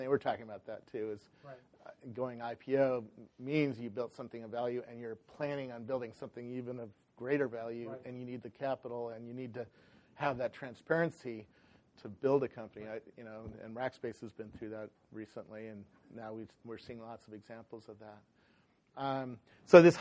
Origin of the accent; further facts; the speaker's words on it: Silicon Valley, California, United States; I grew up here in Silicon Valley